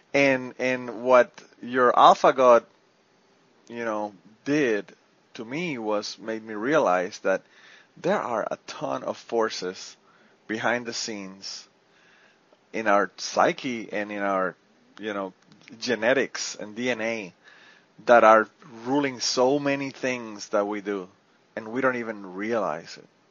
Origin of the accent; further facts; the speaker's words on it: Puerto Rico; I'm from Puerto Rico